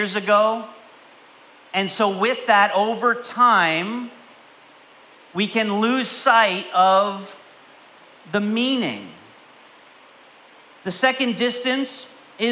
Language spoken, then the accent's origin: English; Canada; I grew up in Canada